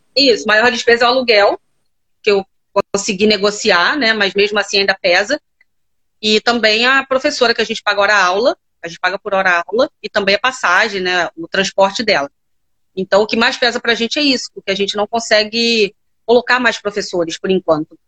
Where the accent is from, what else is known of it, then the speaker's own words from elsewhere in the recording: Rio de Janeiro, Brazil; Eu sou do Rio de Janeiro, mais tá. precisamente Campo Grande